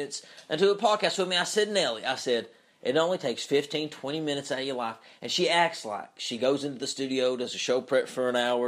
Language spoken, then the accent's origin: English; Knott County, Kentucky, United States; moved away as an adult; now in Lexington, United States; I'm from Knott County. That's where I'm from. That's where I grew up.